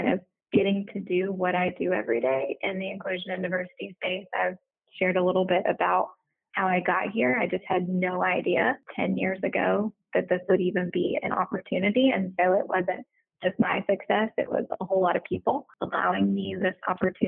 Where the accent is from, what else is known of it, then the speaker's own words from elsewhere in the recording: United States; also born or lived in the South; now in Houston, United States; I'm from the Texas Louisiana border.